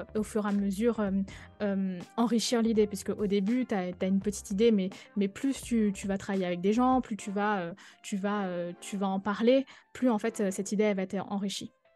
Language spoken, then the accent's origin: French; Guadeloupe; moved away; also born or lived in Paris; je suis guadeloupéenne